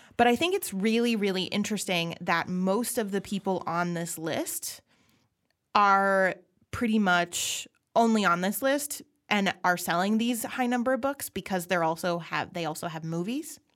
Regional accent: Minnesota, United States; I'm Minnesotan

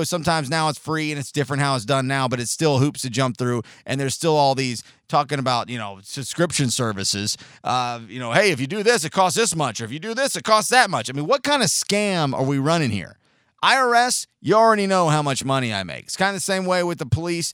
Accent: San Diego, California, United States; 39 years ago, I was born in San Diego, California

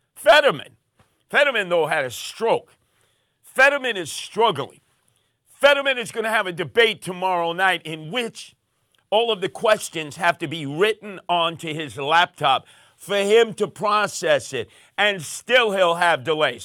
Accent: New York City, New York, United States; in my neighborhood growing up in Canarsie

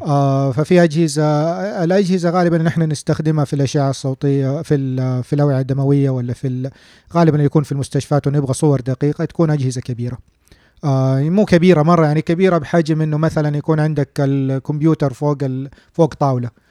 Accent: Saudi Arabia; عندنا في السعودية

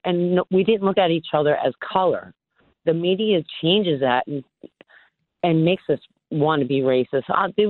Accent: New York, United States; I'm a New Yorker.

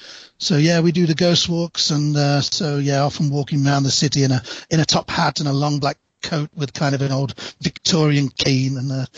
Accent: East Midlands, United Kingdom; now in Birmingham, United Kingdom; As I say, I'm from England. I live in the city of Birmingham, although I grew up in a mining town close to the city of Nottingham, so a little bit of a sort of small town upbringing.

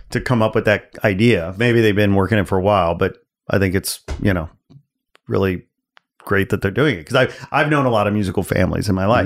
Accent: outside Chicago, Illinois, United States; now in Los Angeles, United States; I grew up outside Chicago.

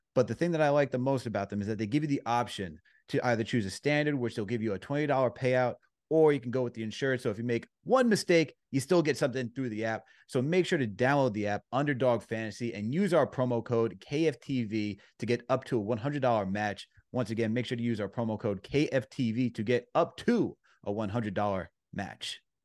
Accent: New York City, New York, United States; moved away as an adult; now in Boston, United States; I'm originally from New York, born and raised for over twenty-five years, but I live out in Boston too

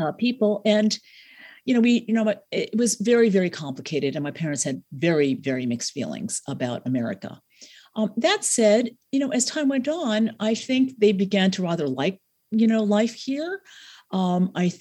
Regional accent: United States; their children are growing up American. We don't know any other way of life. We love it here.

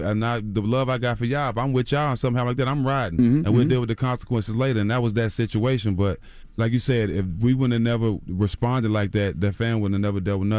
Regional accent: Port Arthur, Texas, United States; My life was really in danger, mm-hmm. you know, growing up in Port Arthur, Texas.

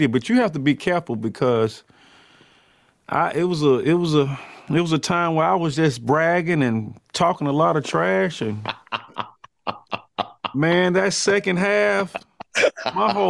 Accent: Atlanta, Georgia, United States; I'm from Atlanta, so, you know, I was, you know, born a Falcons fan

